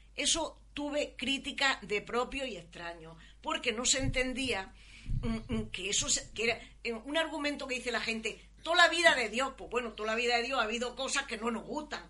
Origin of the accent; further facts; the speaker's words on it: Almería, Andalusia, Spain; nací aquí en la localidad de Almería. Mi familia vivía en un cortijo a la afuera